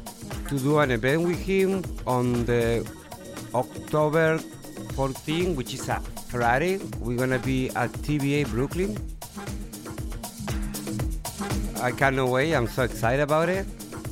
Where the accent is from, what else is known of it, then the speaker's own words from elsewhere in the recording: Argentina; moved away; I'm from Argentina